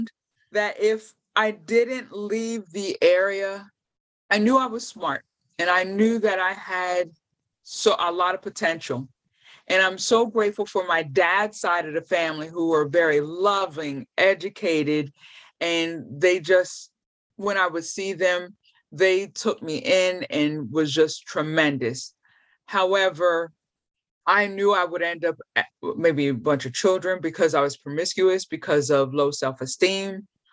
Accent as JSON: {"language": "English", "town": "York", "region": "Pennsylvania", "country": "United States", "tie": "born or raised there", "said": "I grew up in York, Pennsylvania"}